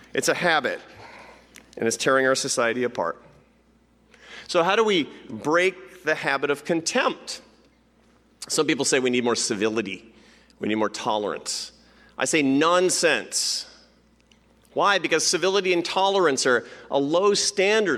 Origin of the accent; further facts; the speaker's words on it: Seattle, Washington, United States; Seattle. Why? Because it's my hometown